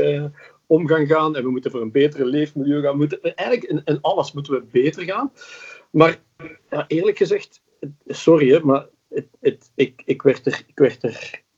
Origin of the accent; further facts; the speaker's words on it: Flanders, Belgium; accent: Flemish; Ik klink, heel Vlaams. Mijn ma, was, mijn ma was Belg, mijn pa was Nederlander